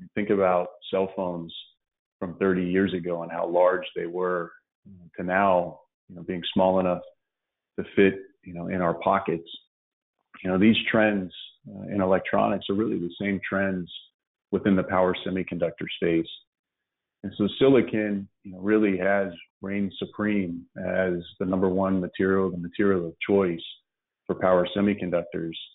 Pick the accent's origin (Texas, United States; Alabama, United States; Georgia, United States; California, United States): Texas, United States; Dallas; also born or lived in West Virginia; We grew up in Dallas